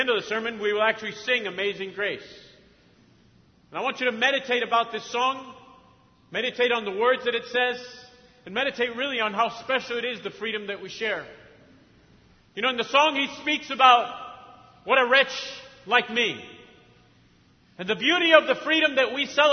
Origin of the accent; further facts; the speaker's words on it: Argentina; also born or lived in Mexico; now in United States; I grew up in Argentina.